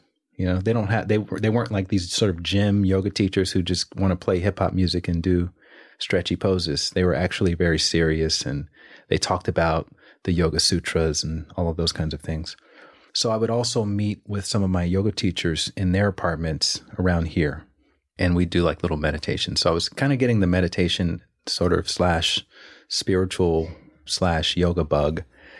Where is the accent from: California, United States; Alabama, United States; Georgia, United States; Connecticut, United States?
Alabama, United States; now in Los Angeles, United States; I'm from Alabama, so there's no one in Alabama named …, right? But I took on the name once I moved to Los Angeles.